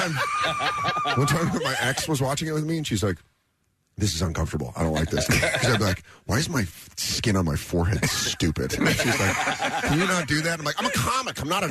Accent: Aurora, Colorado, United States; moved away as an adult; also born or lived in Denver, Colorado / Tucson, Arizona; now in New York, United States; I'm from Aurora, Colorado

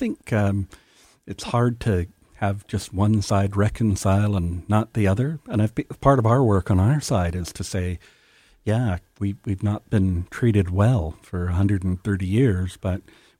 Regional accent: Canada; It's not what we value as a Canadian society and Canadians.

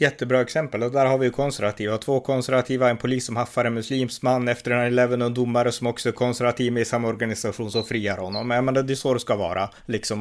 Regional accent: Sweden

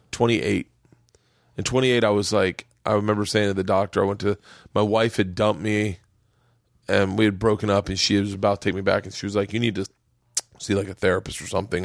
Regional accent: Florida, United States; growing up in Florida

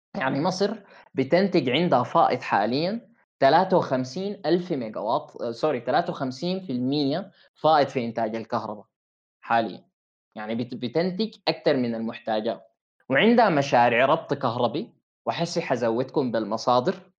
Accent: Sudan; عندنا في السودان

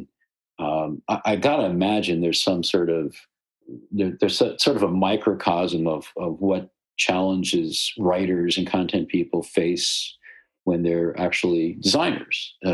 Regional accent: Michigan, United States; our shared Michigan roots

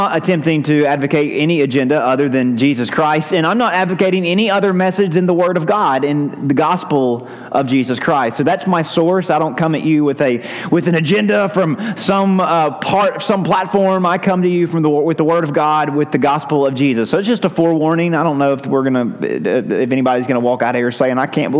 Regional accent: United States; as an American

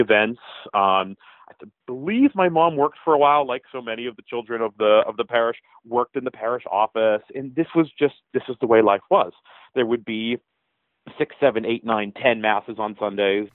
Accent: Pittsburgh, Pennsylvania, United States; I'm from Pittsburgh

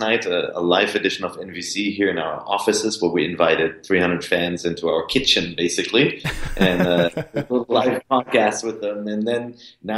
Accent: Cologne, North Rhine-Westphalia, Germany; now in United States; I was born in Cologne, but you know, I've been living abroad in the United States for years. So Cologne is actually my birth town.

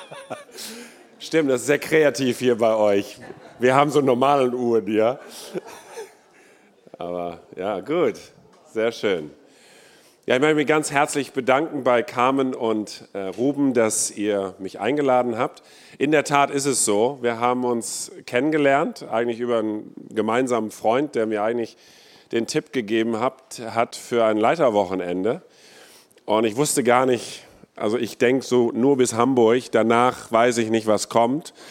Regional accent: India; born there; Ich bin ähm, in Indien geboren vor 53 Jahren ähm, ich bin Kind eines Missionarsehepaar, die dort 23 Jahre äh, lang waren.

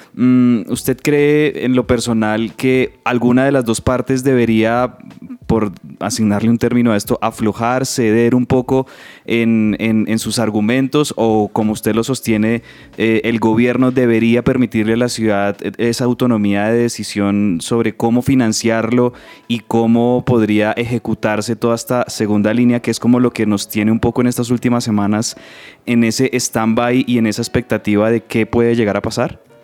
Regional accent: Bogotá, Colombia; la vida nuestra como bogotanos

